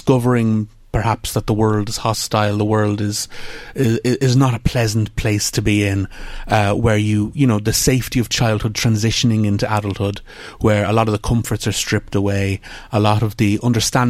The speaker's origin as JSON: {"language": "English", "town": "Dunshaughlin", "region": "County Meath", "country": "Ireland", "tie": "born or raised there", "said": "growing up in Dunshaughlin"}